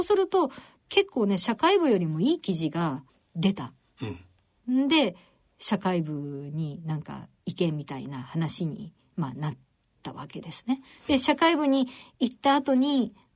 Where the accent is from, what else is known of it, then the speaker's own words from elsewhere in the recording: Nara, Japan; 奈良です。奈良県奈良市なんですけど